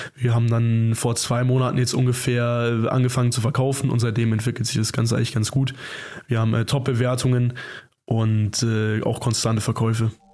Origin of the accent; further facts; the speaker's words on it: Zorneding, Bavaria, Germany; Wir kommen aus Zorning, das ist ungefähr 20 Kilometer südöstlich von München